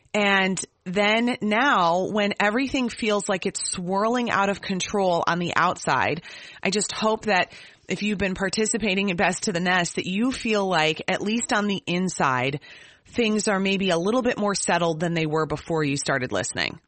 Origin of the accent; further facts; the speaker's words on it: Minnesota, United States; as a Minnesotan